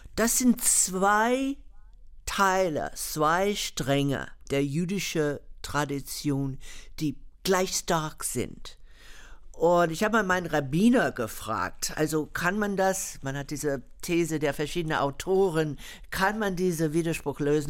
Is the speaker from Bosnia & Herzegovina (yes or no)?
no; United States; born or raised there